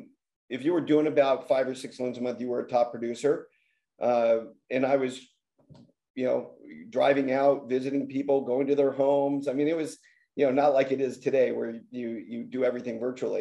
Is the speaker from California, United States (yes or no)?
yes; Los Angeles, California, United States; I grew up in the San Fernando Valley